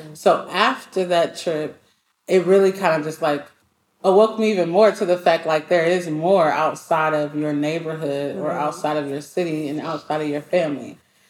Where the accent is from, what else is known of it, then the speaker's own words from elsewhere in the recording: Rockford, Illinois, United States; Illinois, Rockford, Illinois. So I'm a little bit outside of Chicago. A lot of people don't know about it, but I have to represent it, Rockford.